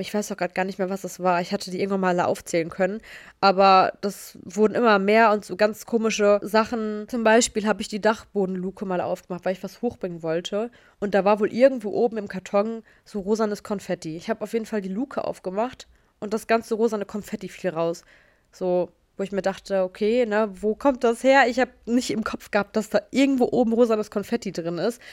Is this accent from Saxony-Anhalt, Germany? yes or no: no; Gelsenkirchen, North Rhine-Westphalia, Germany; ich hatte als kleines Kind immer eine Dauerkarte für die Zoom-Erlebniswelt, ehemals Ruhrzoo, falls ihr den kennt, hier bei uns in Gelsenkirchen